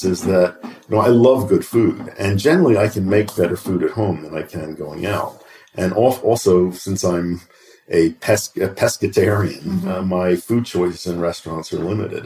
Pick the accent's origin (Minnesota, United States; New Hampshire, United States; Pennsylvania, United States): Pennsylvania, United States; Philadelphia; When I was growing up, I grew up in Philadelphia, and we had a row house